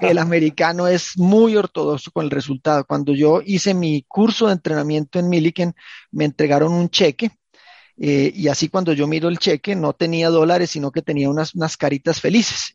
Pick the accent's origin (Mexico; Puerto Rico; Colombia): Colombia; Manizales, Caldas; yo nací en Manizales, es una, es una zona del eje cafetero colombiano.